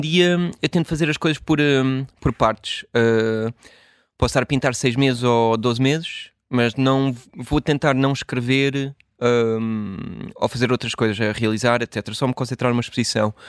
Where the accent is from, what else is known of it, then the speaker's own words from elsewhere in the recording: Washington, District of Columbia, United States; moved away as an adult; also born or lived in Chapel Hill, North Carolina, United States / Portugal / Brussels, Belgium / New York, United States; a maior parte da minha hum, infância e adolescência cresci em Washington, ou nos subúrbios